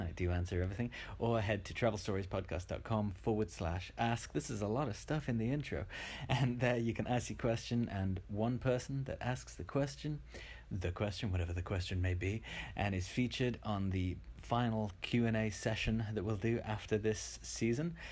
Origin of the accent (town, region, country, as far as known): Shrewsbury, West Midlands, United Kingdom; born or raised there